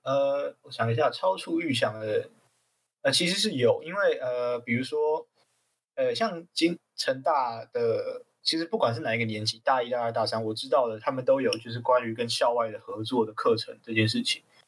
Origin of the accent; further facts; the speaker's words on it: Tainan, Taiwan; moved away as an adult; also born or lived in Kinmen; 我自己从，从小本身是在台南土生土长长大搏的斗这样